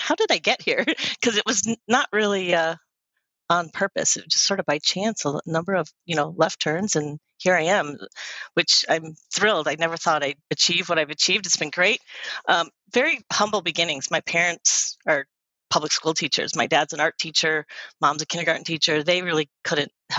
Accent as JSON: {"language": "English", "town": "Detroit", "region": "Michigan", "country": "United States", "tie": "born or raised there", "said": "I grew up in Detroit, Michigan, or suburbs"}